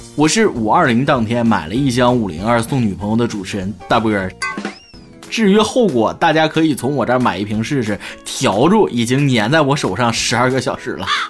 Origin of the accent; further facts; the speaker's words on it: northern China, China; 身为一个北方人